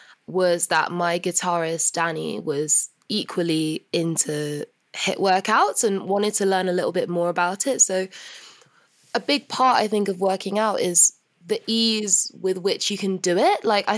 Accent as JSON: {"language": "English", "region": "London", "country": "United Kingdom", "said": "whenever I'm home in London"}